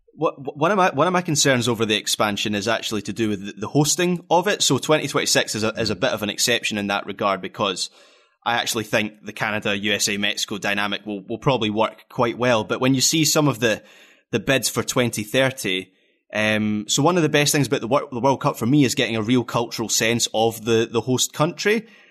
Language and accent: English; Scotland, United Kingdom